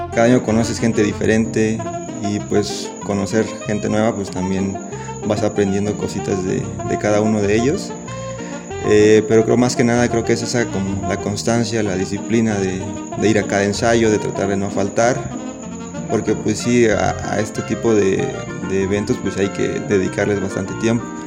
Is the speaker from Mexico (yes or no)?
yes; San Sebastián Etla, Oaxaca, Mexico; soy de San Sebastián, Etla, Oaxaca